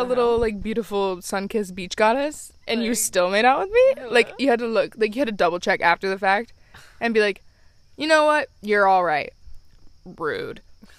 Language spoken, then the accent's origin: English; Connecticut, United States; I'm from Connecticut.